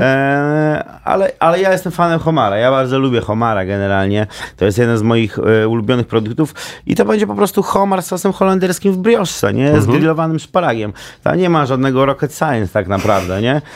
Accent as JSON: {"language": "Polish", "town": "Warsaw", "region": "Masovian Voivodeship", "country": "Poland", "said": "ja też jestem z Warszawy"}